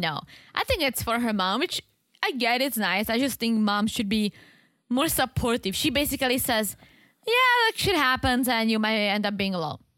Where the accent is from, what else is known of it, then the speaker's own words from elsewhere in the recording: Czechia; moved away; in my hometown, let's say you can get a really nice apartment